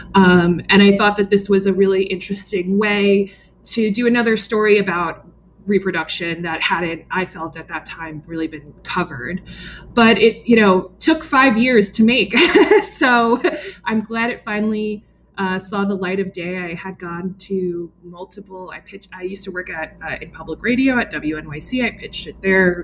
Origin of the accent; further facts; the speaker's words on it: New York metro area, United States; I grew up in the New York metro area